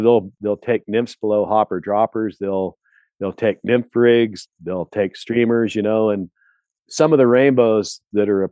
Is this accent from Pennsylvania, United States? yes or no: yes; Pennsylvania, United States; now in Montana, United States; I grew up in Pennsylvania with brown trout